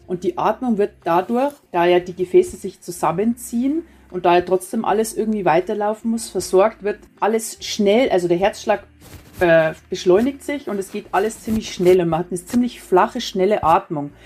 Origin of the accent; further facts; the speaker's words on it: Prien am Chiemsee, Bavaria, Germany; now in Burghausen, Germany; bin ja am Chiemsee aufgewachsen